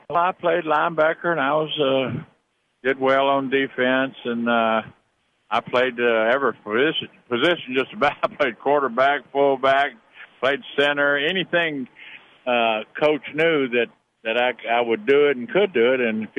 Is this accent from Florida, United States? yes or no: no; Livingston, Tennessee, United States; growing up in Livingston, Tennessee, that's about all there was.